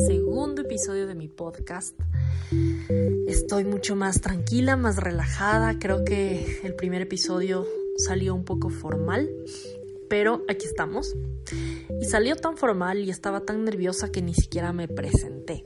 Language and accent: Spanish; Quito, Pichincha, Ecuador; soy ecuatoriana, nací en Ecuador, nací en Quito, eh, vivo actualmente en Quito